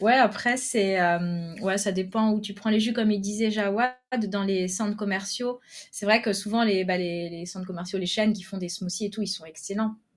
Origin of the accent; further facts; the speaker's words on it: Lorraine, Grand Est, France; moved away as an adult; also born or lived in Paris; now in Kuala Lumpur, Malaysia; on est originaire de Lorraine, mais on était pour le travail à Paris